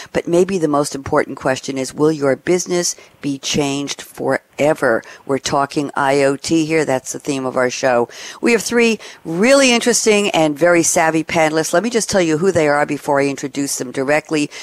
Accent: Long Island, New York, United States; I grew up uh, on Long Island

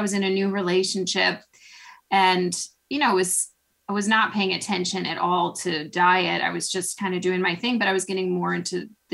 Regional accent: Chicago, Illinois, United States; moved away as an adult; now in Bryn Mawr, United States; I'm originally from Chicago

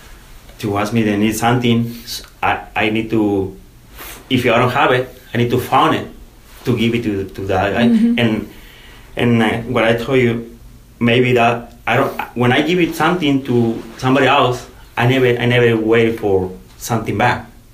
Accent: Mexico; moved away as an adult; In Mexico.

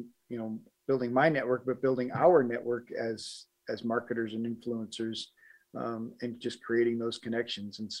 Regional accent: Colorado, United States; also born or lived in Milwaukee, Wisconsin / Denver, Colorado; I was born in Milwaukee, Wisconsin, but my dad moved to Colorado when I was little, and so grew up in Southern Colorado

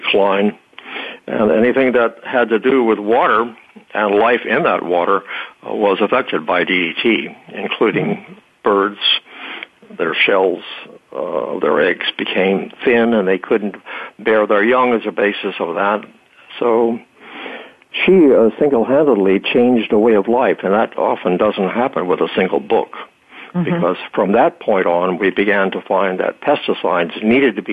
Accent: Texas, United States; I was born in Texas and spent my early years on a ranch warming type of community

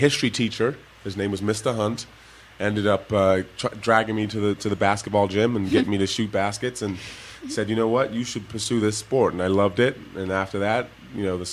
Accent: England, United Kingdom; first language Igbo; also born or lived in Nigeria (parents); now in United States; I was born in England, across the pond, and I grew up half my life there and half my life in the United States

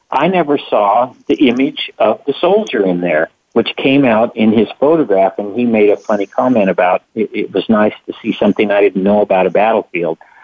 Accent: the West, United States; moved away; the part of the world where I grew up in the West

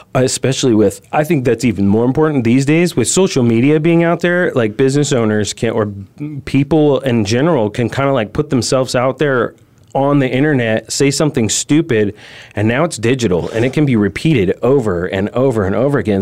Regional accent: California, United States; moved away as an adult; now in Arizona, United States; I'm originally from California, so I moved to Arizona

